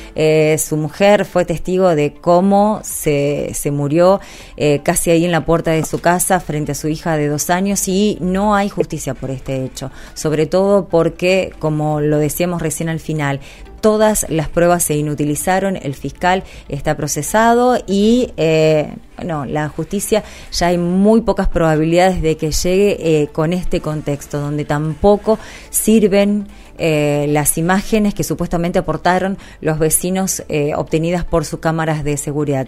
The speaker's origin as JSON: {"language": "Spanish", "town": "Rosario", "region": "Santa Fe", "country": "Argentina", "said": "nos atravesaba como rosarinos, como santafesinos"}